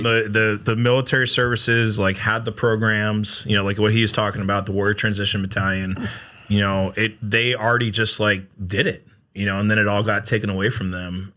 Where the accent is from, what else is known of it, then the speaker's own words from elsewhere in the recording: Connecticut, United States; accent: New York; moved away as an adult; now in South Carolina, United States; I grew up in Connecticut, right outside New York City